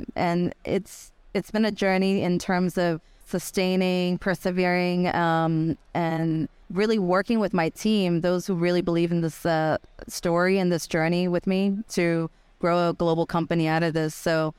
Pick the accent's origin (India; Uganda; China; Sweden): China; Guangzhou, Guangdong; English is a second language; also born or lived in United States; I have some fire in my belly as an immigrant, you know, growing up in the U.S. I'm China from Guangzhou.